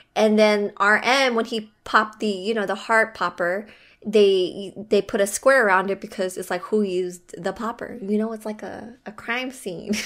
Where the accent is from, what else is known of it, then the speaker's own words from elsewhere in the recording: Philippines; I am Filipino